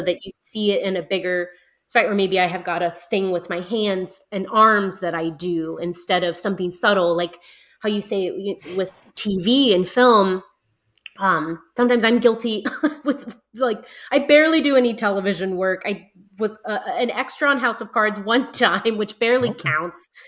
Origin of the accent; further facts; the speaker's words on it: United States; I'm definitely American